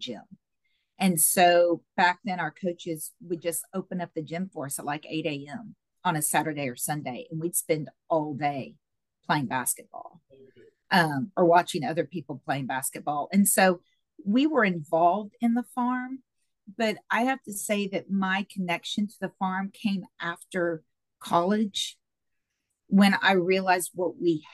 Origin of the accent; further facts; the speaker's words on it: Brackettville, Texas, United States; moved away as an adult; also born or lived in Lubbock, Texas; now in Austin, United States; I'm from Brackettville. Obviously, my dad was a cotton farmer down there